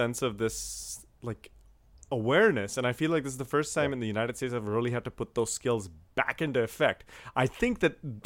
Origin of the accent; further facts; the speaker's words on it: India; moved away; growing up in India